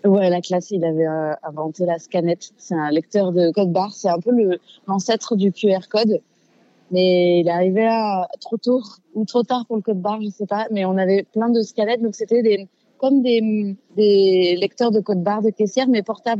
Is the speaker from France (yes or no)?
yes; Fontenay-aux-Roses, Île-de-France, France; also born or lived in Paris 14th arrondissement; Je suis née dans le 14e et j'ai grandi en, à Fontenay-aux-Roses, dans 92